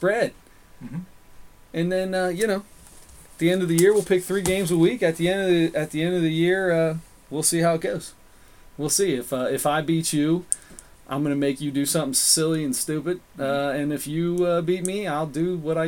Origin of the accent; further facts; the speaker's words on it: Cincinnati, Ohio, United States; We are from Cincinnati